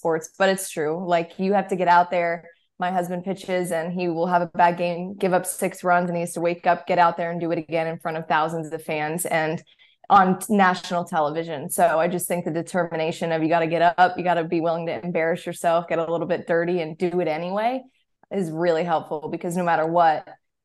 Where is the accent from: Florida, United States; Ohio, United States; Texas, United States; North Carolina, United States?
North Carolina, United States; Charlotte; growing up in Charlotte, just always going to the Panthers games